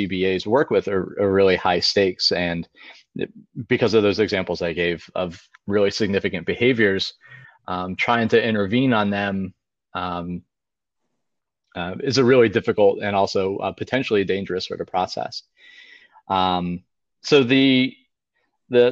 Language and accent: English; Pennsylvania, United States; moved away as an adult; also born or lived in Delaware; I'm originally from Pennsylvania and attended Penn State University for undergraduate